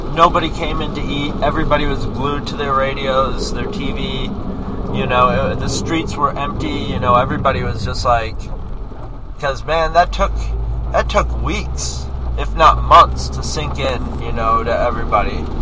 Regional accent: New York, United States; I'm from New York State

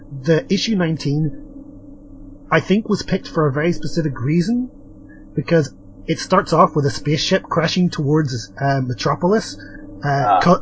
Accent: part of Britain, Northern Ireland, United Kingdom; accent: British; I only get away with having a British accent because technically I'm part of Britain

